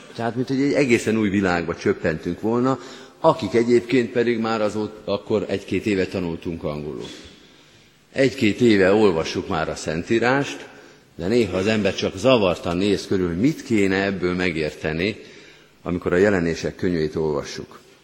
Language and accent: Hungarian; Győr, Győr-Moson-Sopron, Hungary; én Győrben nőttem föl